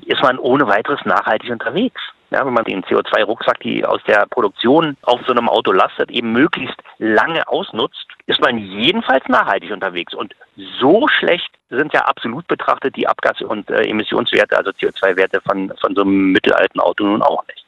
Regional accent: Germany; als Deutscher

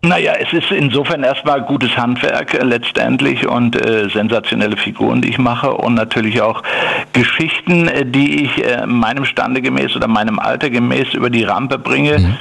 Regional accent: Ruhr area, North Rhine-Westphalia, Germany; ich bin natürlich ein Kind des Ruhrgebiets

